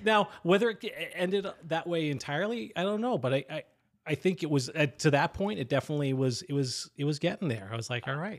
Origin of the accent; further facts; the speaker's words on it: Cohasset, Massachusetts, United States; I grew up in the South Shore